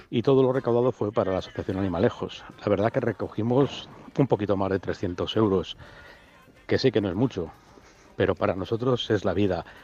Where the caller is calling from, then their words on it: Segovia, Castile and León, Spain; de Segovia.